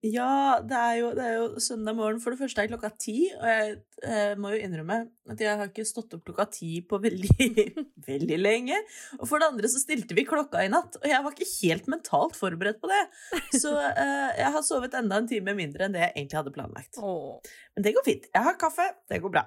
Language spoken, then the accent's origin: Norwegian; Oslo, Norway; jeg er født og oppvokst i Oslo.